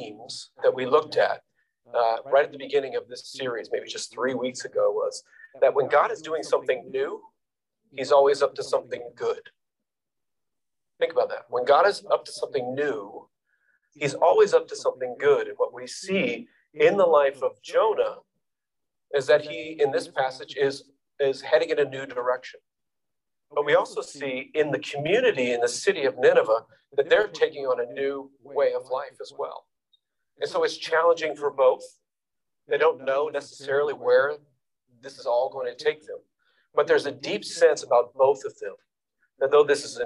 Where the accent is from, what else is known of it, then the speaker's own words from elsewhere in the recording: New York City, New York, United States; me as a New Yorker